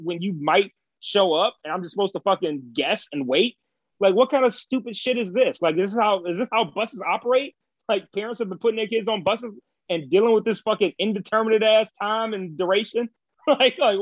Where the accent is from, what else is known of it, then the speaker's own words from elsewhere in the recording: Detroit, Michigan, United States; moved away; I grew up in Detroit